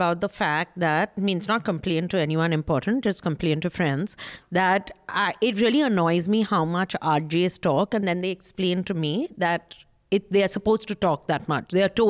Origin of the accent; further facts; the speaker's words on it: Kolkata, West Bengal, India; Anyway, I'm simple from Calcutta.